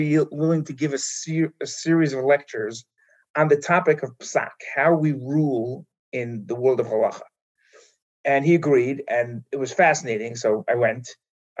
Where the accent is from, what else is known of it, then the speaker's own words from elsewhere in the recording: New York City, New York, United States; moved away as an adult; now in Israel; I grew up in Manhattan and went to Israel when I was 18, thinking I was going for a year